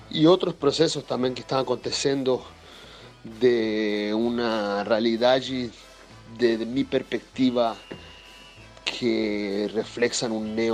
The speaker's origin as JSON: {"language": "Portuguese", "country": "Chile", "second_language": "Portuguese", "said": "meu, meu portunho sem vergonha, meu portunho da rua, para falar da, da Copa América aqui no Chile"}